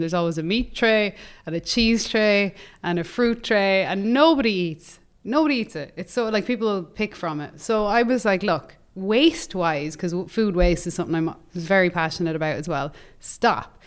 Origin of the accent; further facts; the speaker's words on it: Ireland; moved away; in Ireland, my hometown